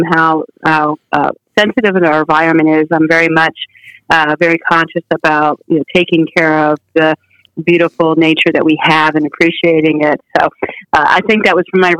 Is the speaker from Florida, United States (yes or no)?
yes; Key West, Florida, United States; moved away as an adult; also born or lived in New Jersey; I wasn't born there. But I grew up there and graduated from high school there